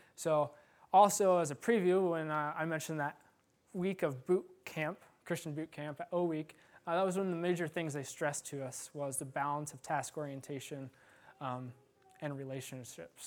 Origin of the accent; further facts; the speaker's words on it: Iowa, United States; I've had a few bad farm injuries growing up in Iowa